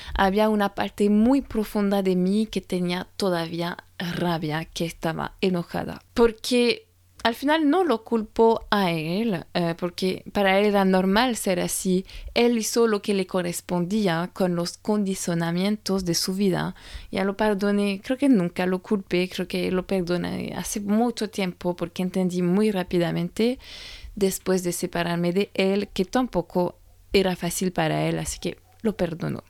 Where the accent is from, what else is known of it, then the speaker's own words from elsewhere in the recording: France; moved away; francesa y coach de imagen